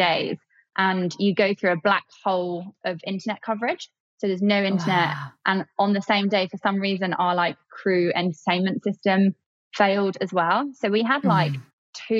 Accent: Kent, South East England, United Kingdom; I grew up in Kent, not near the beach

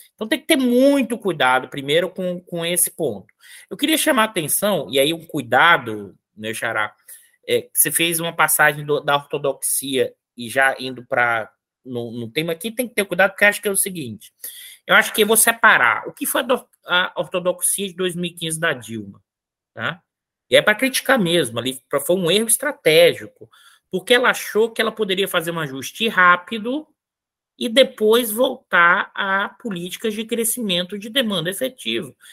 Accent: Northeast Region, Brazil; eu sou nordestino

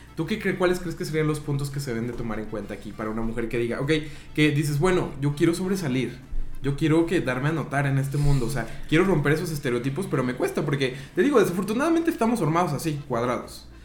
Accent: Mexico

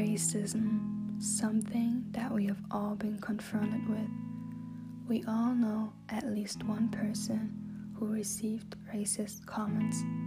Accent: Germany; As a teenage girl growing up in Germany

